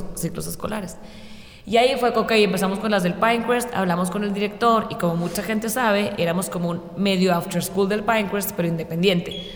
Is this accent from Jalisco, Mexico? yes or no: no; Chihuahua, Mexico; now in Mexico City, Mexico; soy una, una de las directoras, soy de Chihuahua